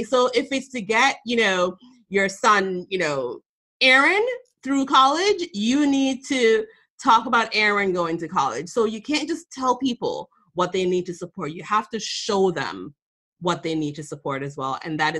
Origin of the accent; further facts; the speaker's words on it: Boston, Massachusetts, United States; I'm from Boston